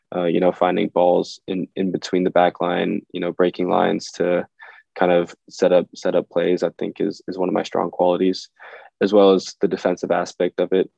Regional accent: Minnesota, United States; I'm from Minnesota, so hockey was really big. Yeah, um, yeah, played hockey and soccer growing up.

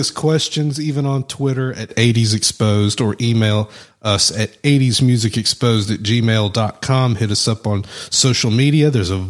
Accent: London, United Kingdom; accent: Cockney; well, it's talking my Cockney accent, whatever that is.

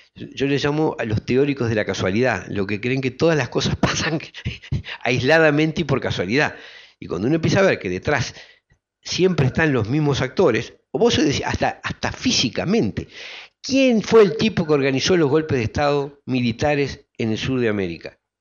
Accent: Uruguay; como colectividad humana que somos los uruguayos

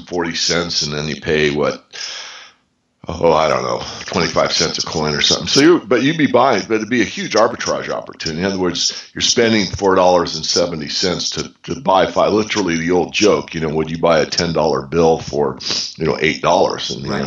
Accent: Canada; Another interesting thing about being Canadian was that at the time

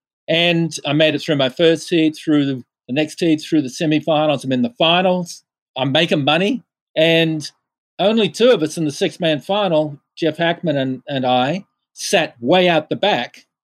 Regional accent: Western Australia, Australia; growing up in Western Australia, before there was a national park, searching for waves, discovering surf spots, naming surf spots, beaches with no footprints ever, that was how I grew up

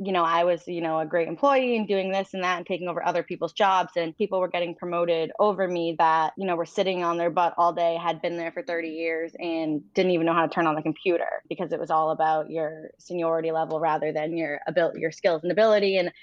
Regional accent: Franklin, Massachusetts, United States; So I grew up in a suburb outside of Boston, like 45 minutes, called Franklin, Mass

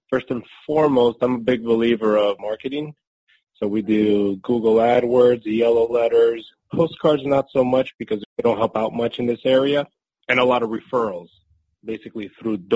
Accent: Newark, New Jersey, United States; also born or lived in Spain / Harrison, New Jersey; now in Durham, United States; Basically, I immigrated with my family from Spain in the 80s, and we moved to New Jersey, primarily uh, Newark, New Jersey, and then to Harrison. So I was pretty much raised in that area.

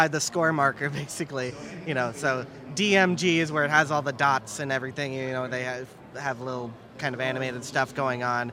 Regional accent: Massachusetts, United States; where I came from Massachusetts, we did not have arcades

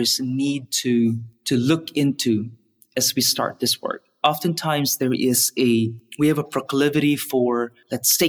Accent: Philippines; moved away as an adult; growing up in the Philippines

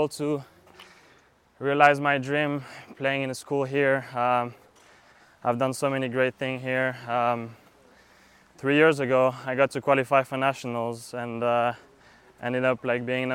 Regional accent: France; moved away as an adult; also born or lived in Kentucky; now in Miami, United States; I'm from France. I arrived in the US in 2018

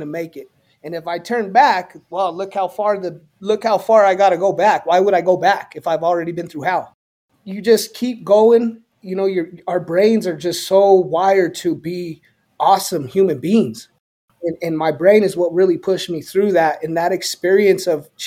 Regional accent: Southwest, United States; So culturally, I'm a Chicano, right? There's not many of us left, but for those of who know us, we are a special culture that is based in the Southwest and West Coast of this country.

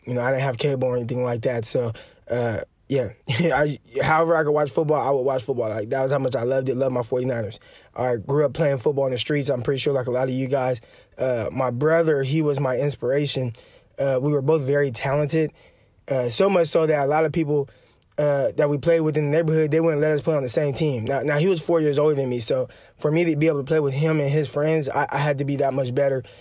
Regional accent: Stockton, California, United States; I grew up in Stockton, California

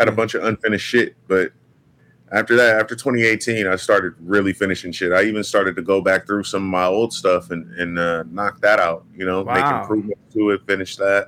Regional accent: Las Vegas, Nevada, United States; Bro, it was chill as fuck, bro. I've never had a place in the hood. I'm from the suburbs.

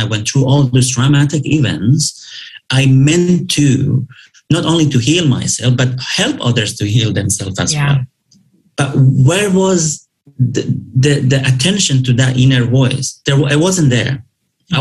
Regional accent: Dubai, United Arab Emirates; English is a second language; moved away as an adult; I grew up in Dubai

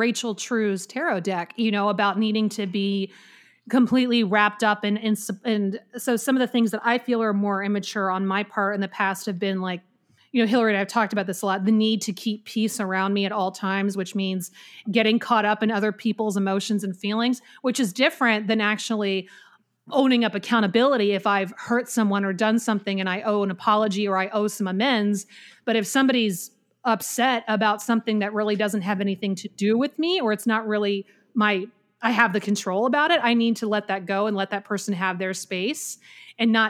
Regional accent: the Carolinas, United States; accent: Southern; my native accent, which is from the Carolinas

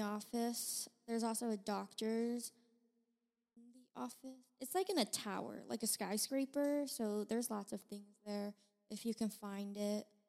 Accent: China; now in United States; I was born in China, and then I got my citizenship

